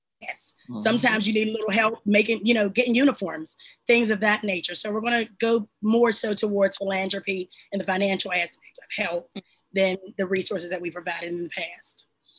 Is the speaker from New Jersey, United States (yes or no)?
no; Pittsburgh, Pennsylvania, United States; I'm from Homewood, so the east side.